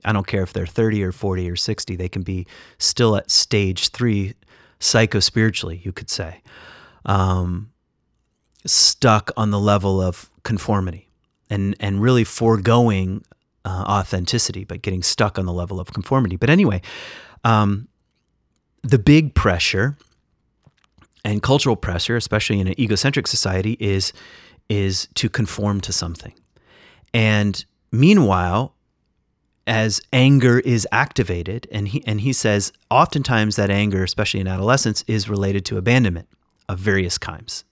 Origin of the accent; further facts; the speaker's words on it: West Michigan, United States; I'm Irish and And, uh, I was, when, when my parents moved to West Michigan, I was just around Dutch people